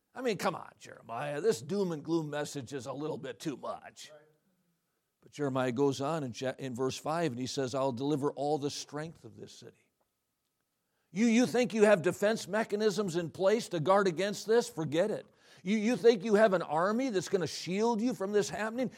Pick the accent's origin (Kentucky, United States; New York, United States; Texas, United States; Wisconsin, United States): Wisconsin, United States; Watertown; I was raised in Watertown, Wisconsin.